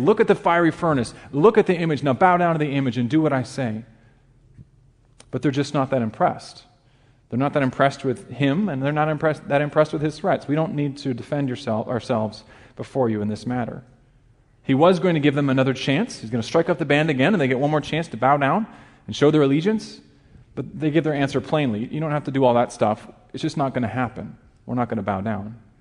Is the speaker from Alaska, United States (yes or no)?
yes; Alaska, United States; moved away as an adult; also born or lived in Chicago area; I grew up in a very small town in Alaska, less than a thousand people in my hometown